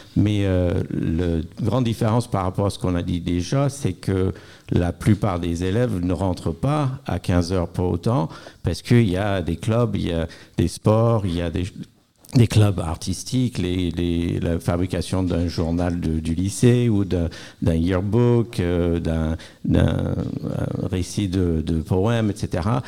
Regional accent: United States; now in France; je suis américaine, donc j'ai vécu le système scolaire américain

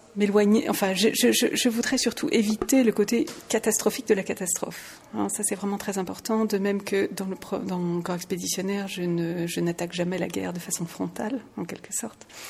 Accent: France; now in Luxembourg; je suis française, je suis résidente au Luxembourg

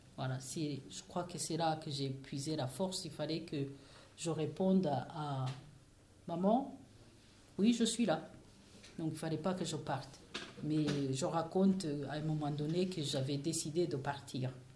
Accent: Rwanda; moved away; j'ai un pays, je viens de, du Rwanda

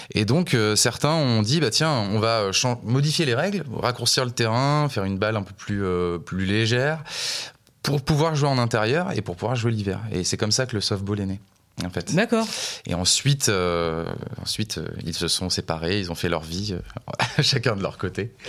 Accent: La Rochelle, Nouvelle-Aquitaine, France; moved away as an adult; also born or lived in Montpellier; je suis originaire de La Rochelle et j'ai déménagé à Montpellier pour faire des études

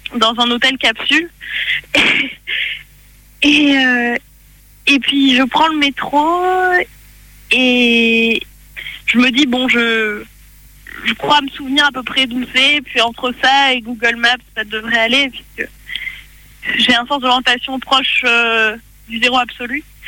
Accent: France; je viens de France.

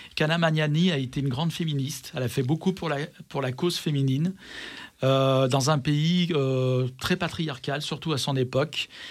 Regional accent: Vénissieux, Auvergne-Rhône-Alpes, France; je suis de Vénissieux.

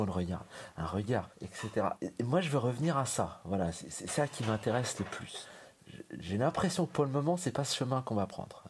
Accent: France; moved away as an adult; now in Berlin, Germany; Je me considère en tant que Français

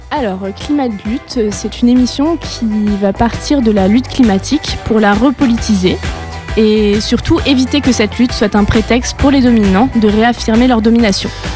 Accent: Lorraine, Grand Est, France; je viens d'une petite ville de Lorraine

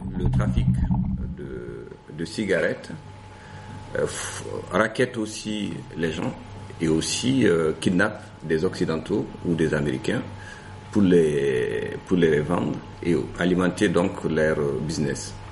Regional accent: Gao, Gao Region, Mali; first language Songhay; French is a second language; moved away as an adult; also born or lived in Sikasso, Mali / Bamako, Mali; now in France; je viens du nord du Mali, euh, de la ville de Gao et d'un village qui est situé à 25 km de Gao qui s'appelle euh, Tacharan et où j'ai fait donc mes premières années euh, d'école

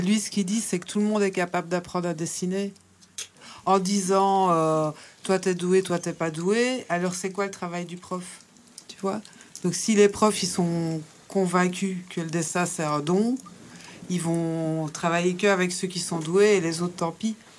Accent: Belgium; now in Brussels, Belgium; maintenant, j'habite à Bruxelles, mais je suis née dans une cité à Frépon.

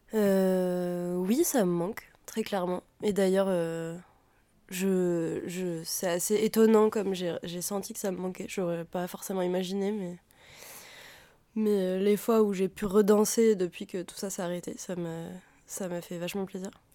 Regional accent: Auvergne-Rhône-Alpes, France; j'ai grandi en Auvergne

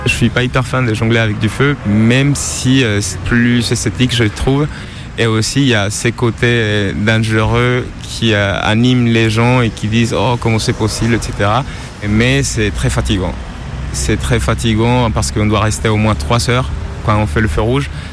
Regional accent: Colombia; French is a second language; now in France; Je viens de Colombie

